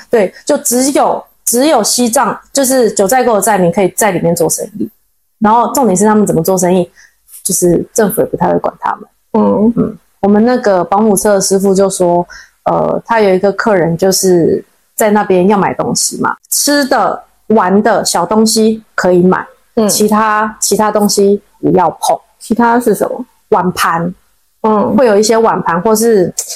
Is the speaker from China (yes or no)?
no; Taiwan; accent: Taiwanese accent; 我是台湾人